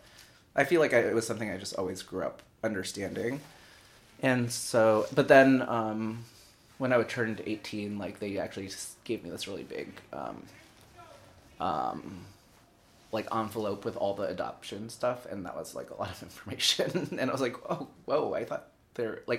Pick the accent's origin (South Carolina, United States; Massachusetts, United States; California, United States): Massachusetts, United States; Springfield; moved away as an adult; also born or lived in Colombia / San Francisco; now in New York City, United States; I grew up in Western Massachusetts. I was adopted originally from Columbia, and then grew up in Western Mass in Springfield